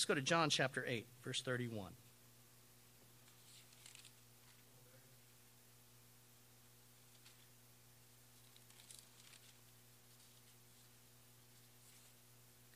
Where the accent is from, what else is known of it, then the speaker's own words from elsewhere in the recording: United States; I'm an American.